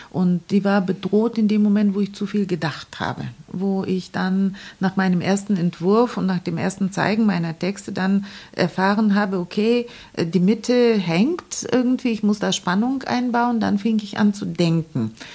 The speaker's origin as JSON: {"language": "German", "town": "Varna", "region": "Varna Province", "country": "Bulgaria", "tie": "born or raised there", "also_born_or_lived": "Balchik, Bulgaria / East Berlin, Germany", "second_language": "German", "moved": "yes", "lives_now": "Bremen, Germany", "said": "Ich bin in Varna geboren und zur Schule gegangen, aber meine Eltern haben in Balchik gelebt"}